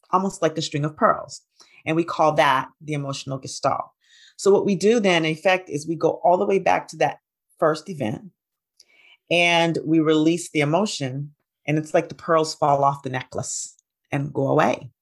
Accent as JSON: {"language": "English", "town": "Huntsville", "region": "Alabama", "country": "United States", "tie": "born or raised there", "moved": "yes", "lives_now": "Atlanta, United States", "said": "I grew up in Huntsville, Alabama"}